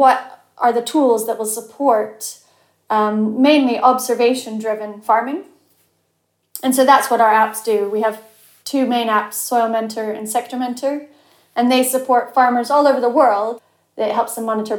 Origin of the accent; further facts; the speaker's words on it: Cheshire, North West England, United Kingdom; moved away as an adult; also born or lived in Chile; I grew up in Cheshire